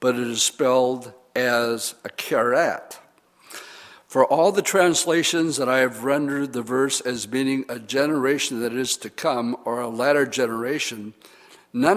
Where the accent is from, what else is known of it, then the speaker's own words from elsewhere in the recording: Oshkosh, Wisconsin, United States; I'm from Oshkosh